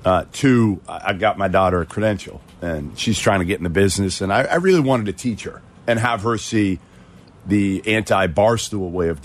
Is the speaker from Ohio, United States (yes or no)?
no; Boston, Massachusetts, United States; I'm from Boston.